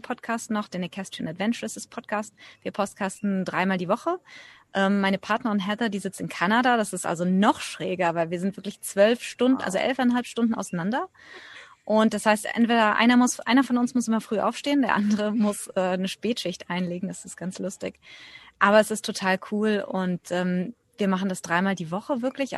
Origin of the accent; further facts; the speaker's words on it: Germany; moved away as an adult; now in India; Ich bin Deutsche, eigentlich ursprünglich ausgewandert vor mittlerweile knapp 20 Jahren.